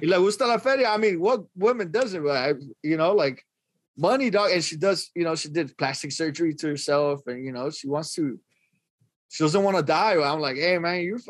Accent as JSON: {"language": "English", "town": "Los Angeles", "region": "California", "country": "United States", "said": "I'm from Northeast Los Angeles."}